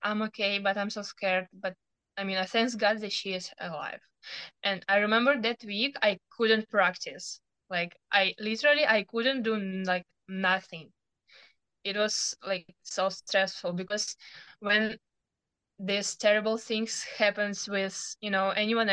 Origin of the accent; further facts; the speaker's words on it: Ukraine; English is a second language; moved away as an adult; also born or lived in Zaporizhzhia, Ukraine; now in Fort Worth, United States; I'm 19 and I was born in Ukraine.